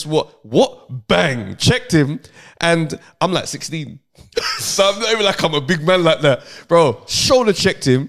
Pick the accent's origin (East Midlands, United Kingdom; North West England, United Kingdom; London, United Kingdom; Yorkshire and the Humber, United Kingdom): London, United Kingdom; where are you from? I said, London